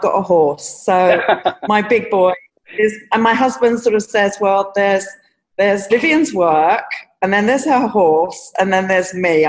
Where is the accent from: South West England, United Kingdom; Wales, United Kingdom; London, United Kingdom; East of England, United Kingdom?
London, United Kingdom; I'm just so thankful that I grew up in London under your guidance